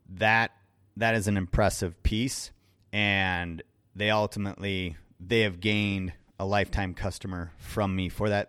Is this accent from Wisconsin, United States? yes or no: yes; Wisconsin, United States; I'm from Wisconsin.